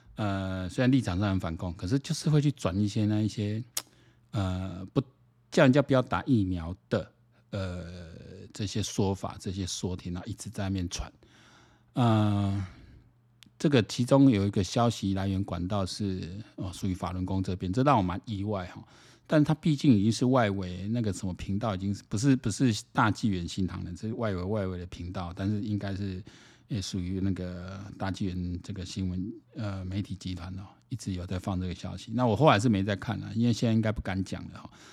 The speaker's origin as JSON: {"language": "Chinese", "country": "Taiwan", "said": "我们台湾人要整天"}